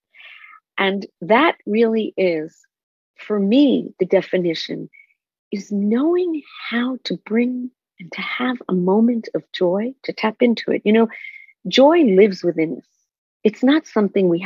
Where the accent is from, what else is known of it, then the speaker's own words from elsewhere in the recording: Israel; moved away; I grew up in Israel on a kibbutz